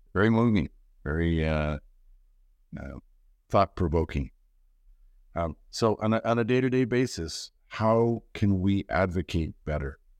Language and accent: English; Canada; as a Canadian